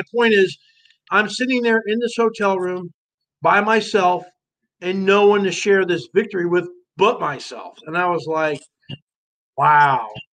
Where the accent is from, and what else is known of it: New Jersey, United States; born or raised there; moved away